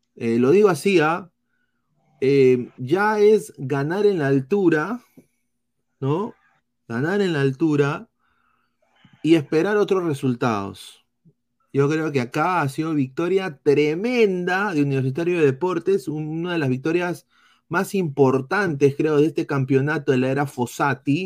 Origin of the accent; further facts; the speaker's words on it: Lima, Peru; Lemeñito, claro, yo soy limeño de pura